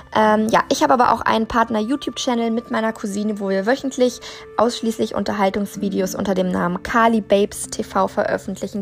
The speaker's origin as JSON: {"language": "German", "country": "Germany", "tie": "born or raised there", "said": "ich bin äh, in Deutschland geboren und aufgewachsen"}